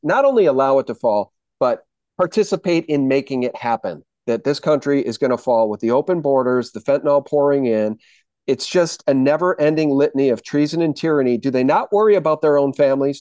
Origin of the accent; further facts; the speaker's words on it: United States; I'm an American